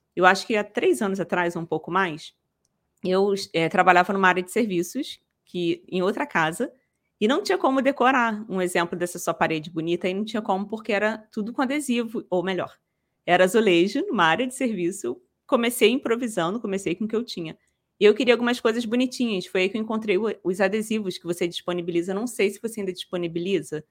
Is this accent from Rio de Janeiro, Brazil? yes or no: yes; Rio de Janeiro, Brazil; eu sou daqui do Rio, da capital